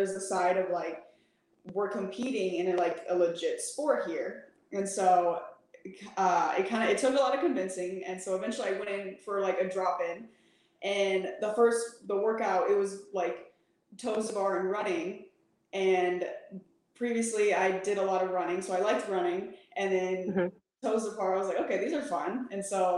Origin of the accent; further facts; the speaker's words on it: Midwest, United States; also born or lived in Michigan, United States / St. Louis, Missouri, United States / Illinois, United States; now in San Antonio, United States; The Midwest. I was born in Michigan. I lived in St. Louis for about 10 years and then Illinois for 2 years